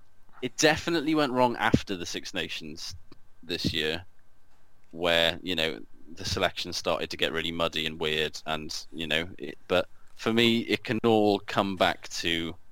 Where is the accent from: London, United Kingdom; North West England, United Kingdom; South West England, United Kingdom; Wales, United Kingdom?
Wales, United Kingdom; because I'm Welsh